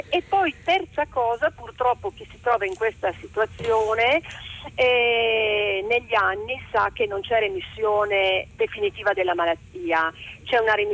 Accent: Turin, Piedmont, Italy; Io sono di Torino e sono un genitore coinvolto in questa, in questa tra virgolette, mm, tristissima, insomma, tristissima esperienza

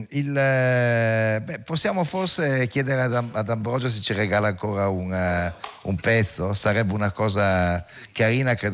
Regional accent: Caserta, Campania, Italy; Io sono

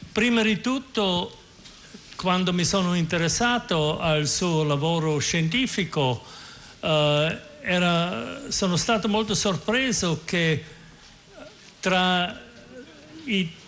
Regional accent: Austria; Italian is a second language; now in United States; Io sono austriaco e vivo in America

